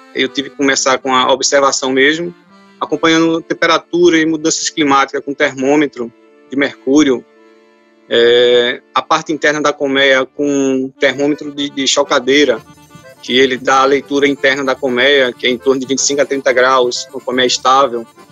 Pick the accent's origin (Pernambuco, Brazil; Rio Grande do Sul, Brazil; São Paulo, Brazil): Pernambuco, Brazil; Recife; moved away as an adult; now in Bonito, Brazil; eu sou natural de Recife